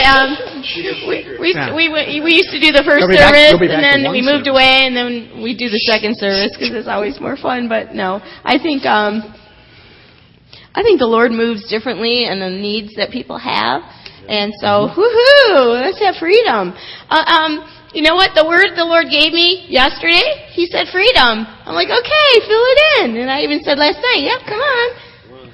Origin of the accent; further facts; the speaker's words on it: Michigan, United States; accent: northern; moved away; I was born in Michigan